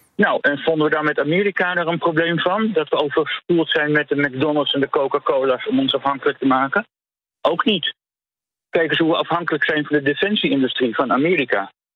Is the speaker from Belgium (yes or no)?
yes; Flanders, Belgium; accent: Flemish; ik kom inderdaad oorspronkelijk uit Vlaanderen